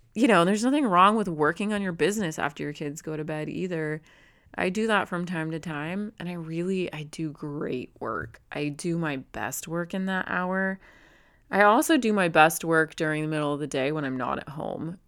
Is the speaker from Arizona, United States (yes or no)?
yes; Phoenix metropolitan area, Arizona, United States; here in my kinda hometown, just like, about eight minutes up the road, not in my actual hometown, but our cities all run together here. in, in what we call the Valley, the Phoenix metropolitan